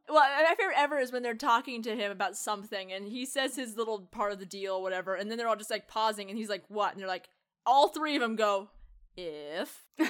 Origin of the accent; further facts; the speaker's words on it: United States; being the American